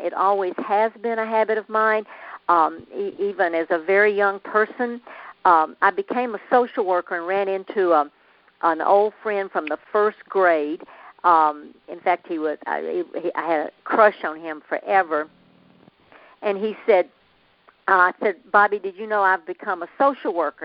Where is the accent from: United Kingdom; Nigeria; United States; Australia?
United States; Nashville, Tennessee; accent: southern; moved away as an adult; also born or lived in Florida / Phoenix; I grew up in Nashville, the home of the Grand Ole Opry